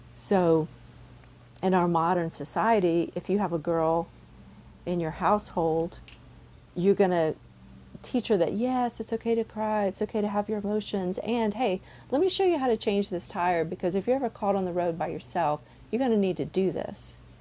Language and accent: English; the South, United States; I'm from the South